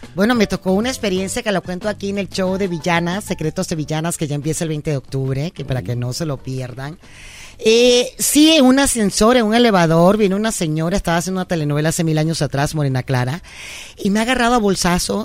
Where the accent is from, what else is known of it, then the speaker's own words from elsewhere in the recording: Ortiz, Guárico, Venezuela; moved away as an adult; now in Mexico; mis abuelos llegaron a Venezuela en la Segunda Guerra Mundial, llegaron a trabajar la tierra y ahí nacimos nosotros en Venezuela